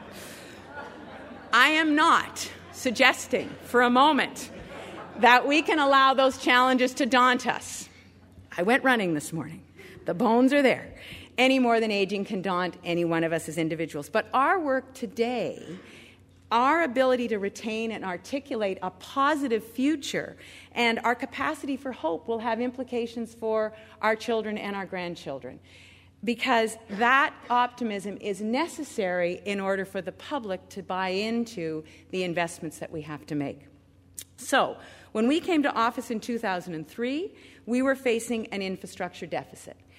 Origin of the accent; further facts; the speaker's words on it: Richmond Hill, Ontario, Canada; I was able to be with my grandma in downtown Toronto growing up in Richmond Hill